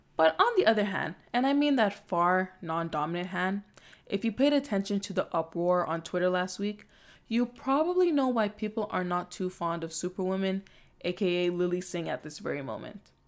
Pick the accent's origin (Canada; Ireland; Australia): Canada; Toronto, Ontario; I'm also from Scarborough. I'm also from Toronto. Proud to be born and raised.